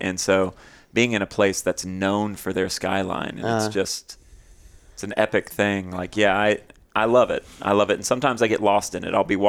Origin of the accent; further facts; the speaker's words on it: Texas, United States; born there; also born or lived in Turkey / Cocoa Beach; So I was born in Texas. My parents met in a cowboy bar, got married 2 weeks later.